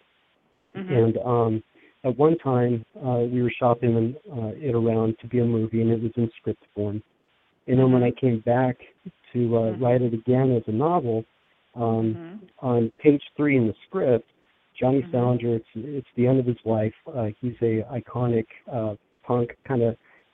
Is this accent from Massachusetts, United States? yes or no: no; Los Angeles, California, United States; moved away as an adult; now in Pennsylvania, United States; growing up in Los Angeles